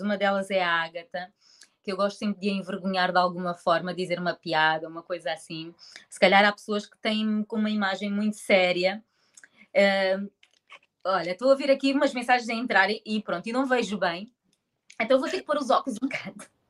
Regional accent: Portugal; moved away as an adult; now in Angola; nasci em Angola. Eh, tive hum, a minha infância toda em Portugal, uh, até aos meus 23 anos

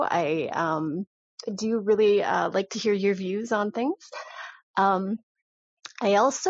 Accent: Alberta, Canada; I am from Alberta.

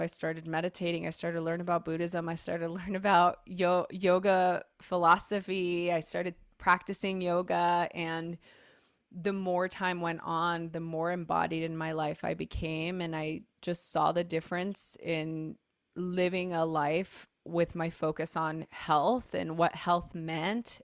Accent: Los Angeles, California, United States; I grew up in East L

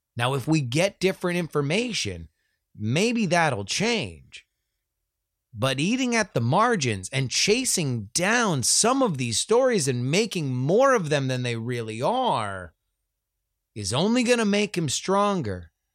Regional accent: Florida, United States; moved away; Growing up in the Sunshine State and having a connection to state politics via my friends and family that still live there

